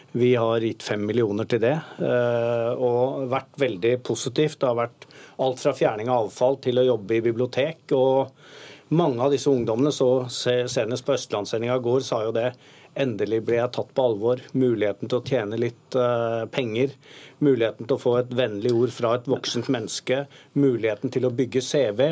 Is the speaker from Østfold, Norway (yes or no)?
no; Oslo, Norway; Sjøl er jeg fra Tveita.